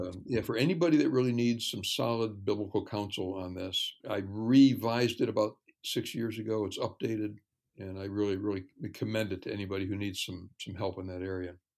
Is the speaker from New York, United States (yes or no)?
yes; New York, United States; I grew up in New York State